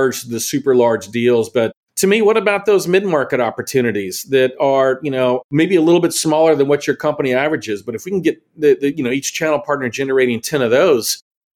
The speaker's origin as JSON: {"language": "English", "region": "Texas", "country": "United States", "said": "I didn't get Mexican food for a year, which drove me nuts being a Texan."}